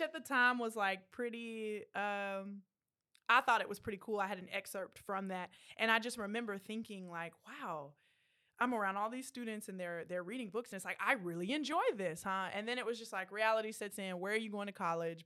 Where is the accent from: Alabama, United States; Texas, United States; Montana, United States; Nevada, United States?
Texas, United States; Killeen; I grew up, um, in Killeen, Texas, so Central Texas, right up the road.